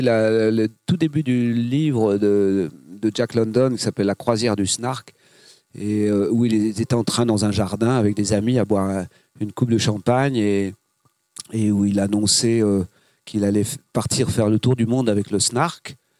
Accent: Granville, Normandy, France; also born or lived in Saint-Brieuc / Paris; now in Morbihan, France; J'étais plutôt Bretagne Nord, je suis né à Granville.

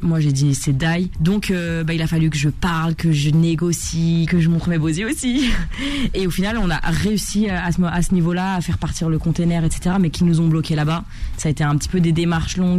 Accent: Paris, Île-de-France, France; also born or lived in Tunis, Tunisia; quand je suis arrivée à Paris à 6 ans

